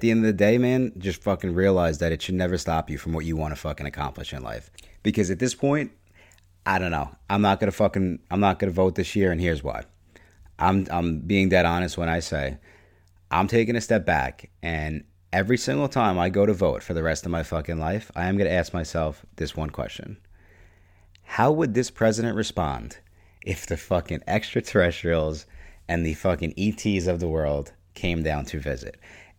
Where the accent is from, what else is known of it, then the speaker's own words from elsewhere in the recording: New York, United States; So I'm from New York. It's pretty cool. It's fucking really cold in the winter.